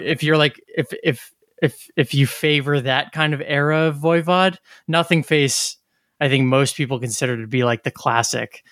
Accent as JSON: {"language": "English", "region": "New Jersey", "country": "United States", "said": "We're from New Jersey"}